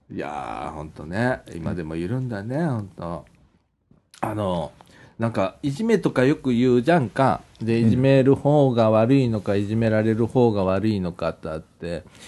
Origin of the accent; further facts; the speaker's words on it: Takatsuki, Osaka, Japan; now in Ibaraki, Japan; もともと生まれ育ったのは高槻市だった